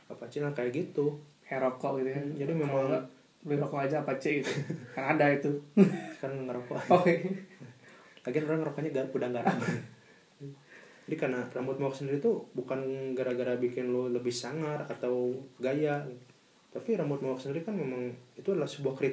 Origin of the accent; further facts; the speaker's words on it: Padang, West Sumatra, Indonesia; gua orang Padang balik-balik jadi main kundang